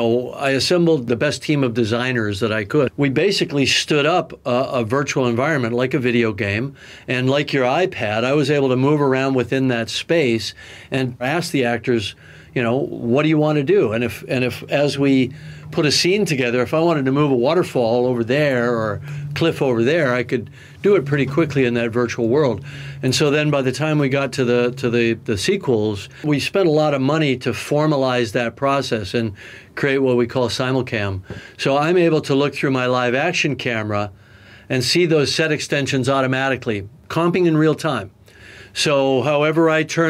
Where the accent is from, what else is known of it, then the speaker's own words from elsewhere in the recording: Canada; As a Canadian